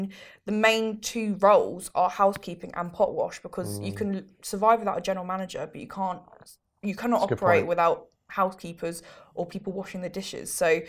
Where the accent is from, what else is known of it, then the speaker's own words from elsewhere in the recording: United Kingdom; born there; That's what it is. I'm a British Italian. That's what it is. I'm born in the UK.